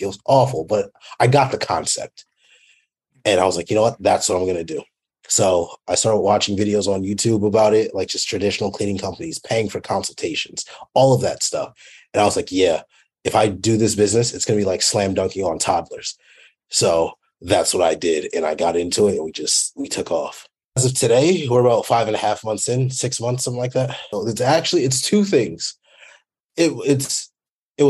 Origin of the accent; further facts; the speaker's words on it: Fort Worth, Texas, United States; also born or lived in Dallas, Texas; I'm from Dallas, Texas, well, Fort Worth mainly